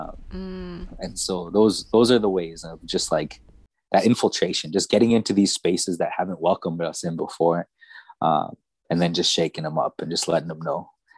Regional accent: Edmonton, Alberta, Canada; where I grew up in Northside Edmonton

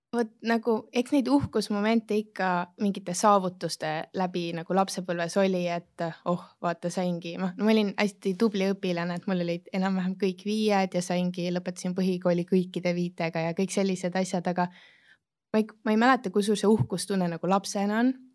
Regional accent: Estonia; moved away as an adult; also born or lived in London; now in Dubai, United Arab Emirates; alustasin ikka Eestist

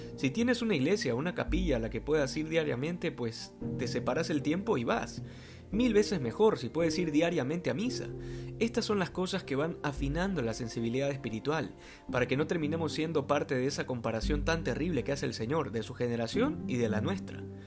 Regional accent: Manabí, Ecuador; En mi país, concretamente en la provincia de Manabí

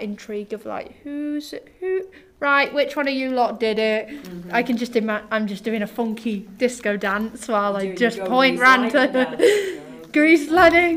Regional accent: England, United Kingdom; I'm from England myself

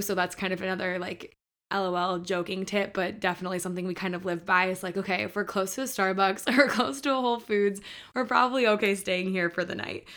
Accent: Michigan, United States; moved away as an adult; now in Nashville, United States; I grew up in Michigan, so we were right there on the border

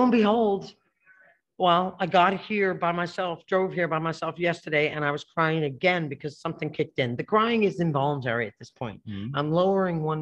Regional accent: Passaic, New Jersey, United States; moved away; My peoples are the Passaic area in New Jersey

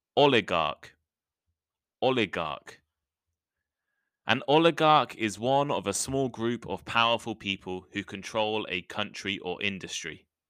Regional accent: United Kingdom; I'm British

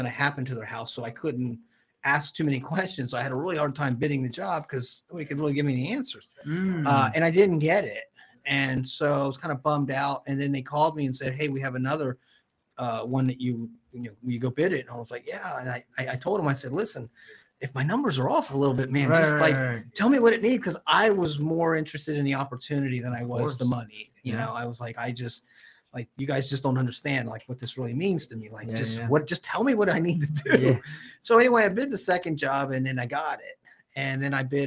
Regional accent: Jacksonville, Florida, United States; also born or lived in Orange Park, Florida; the house I grew up in Jacksonville

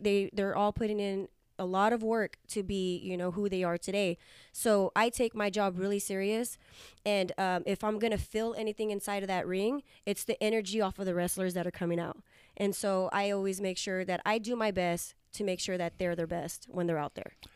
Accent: Hanford, California, United States; your hometown in Hanford, California

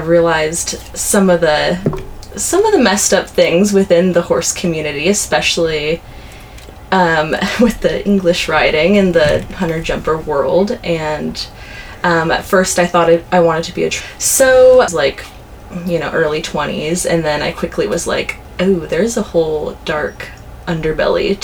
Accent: Orange County, California, United States; moved away as an adult; now in Santa Barbara, United States; I grew up in Orange County

